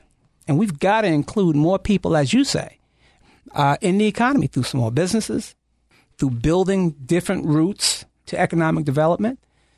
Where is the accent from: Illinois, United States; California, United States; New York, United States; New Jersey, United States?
New York, United States; Well, I'm a New Yorker, right?